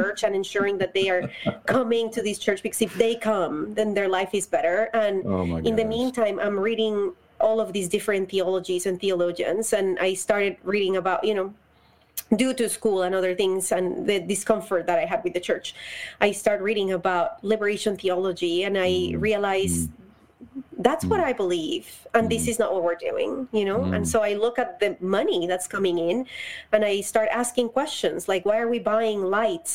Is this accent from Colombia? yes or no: yes; Bogotá, Bogotá Capital District, Colombia; moved away as an adult; Colombia. I was born and raised there. I moved here when I was 24 years old.